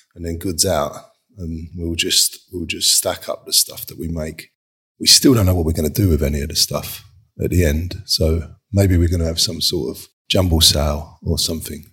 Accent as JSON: {"language": "English", "region": "London", "country": "United Kingdom", "tie": "born or raised there", "said": "I grew up in Kings and Road, like, in Dalston with two brothers"}